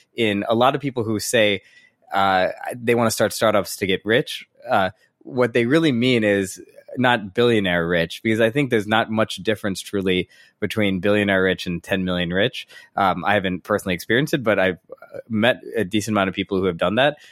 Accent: St. Louis, Missouri, United States; born and raised in Saint Louis, Missouri

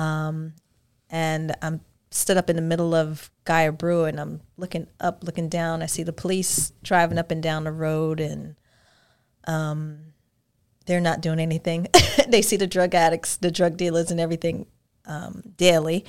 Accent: New York, United States; moved away as an adult; now in Georgia, United States; I'm from New York

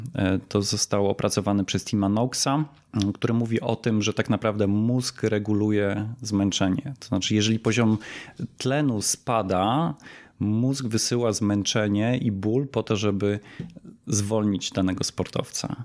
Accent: Poland

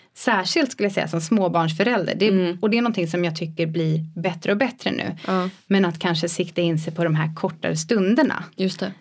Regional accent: about 100 km south of Stockholm, near Nyköping, Södermanland, Sweden; now in Stockholm, Sweden; jag är inte uppväxt i Stockholm heller Nej. utan jag, ja men typ 10 mil eh, söder om Stockholm

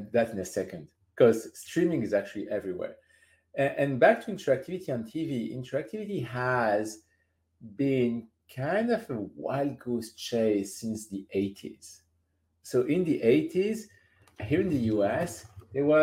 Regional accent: France; I'm from France

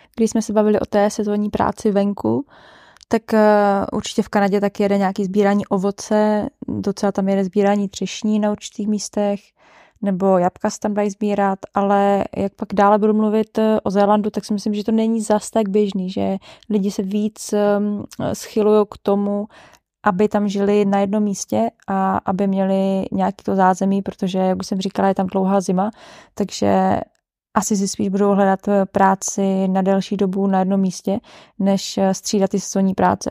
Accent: Czechia; My jako Češi

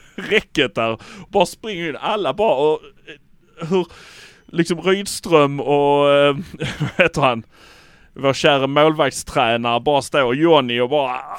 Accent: Malmö, Skåne, Sweden; vi är från Malmö

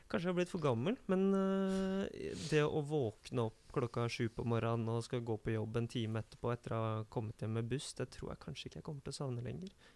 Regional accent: Oslo, Norway; Jeg er fra Kjelsås

